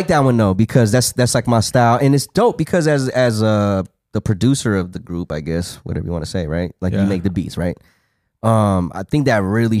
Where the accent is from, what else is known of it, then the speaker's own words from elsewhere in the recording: Australia; I'm from Australia.